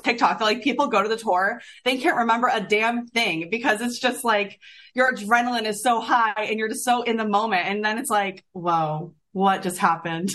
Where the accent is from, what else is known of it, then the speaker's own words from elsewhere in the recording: Florida, United States; moved away; I grew up in Florida and like country